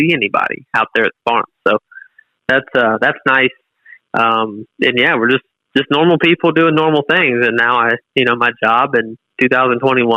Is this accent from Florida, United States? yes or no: yes; Southwest Florida, United States; moved away; we're from Southwest Florida, but we're inland, and that's the difference. We grow watermelons